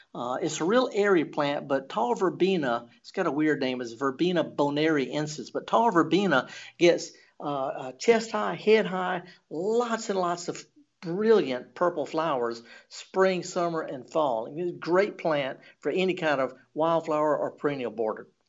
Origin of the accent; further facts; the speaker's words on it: the Mississippi Delta, United States; in the Delta, of course, I'm from the Delta